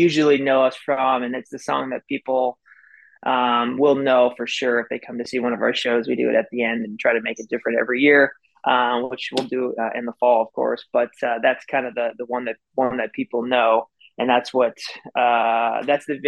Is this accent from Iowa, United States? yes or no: yes; Iowa, United States; moved away as an adult; also born or lived in Indiana; I was born and raised in Iowa